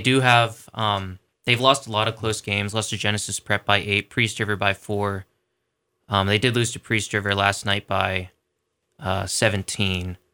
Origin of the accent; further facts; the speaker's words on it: Philadelphia, Pennsylvania, United States; now in North Idaho, United States; I'm from the Philadelphia